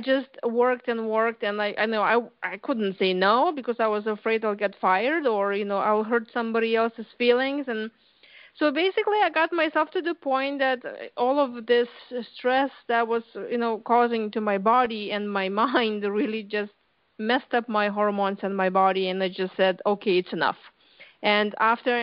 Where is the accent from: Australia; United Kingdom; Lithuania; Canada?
Lithuania; English is a second language; moved away as an adult; now in United States; I came here to U.S. 20 years ago from Lithuania